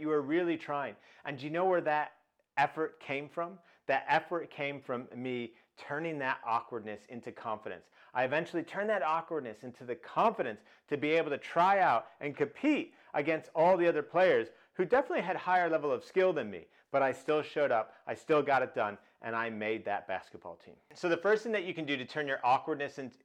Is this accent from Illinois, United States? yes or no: yes; Chicago, Illinois, United States; I grew up in Chicago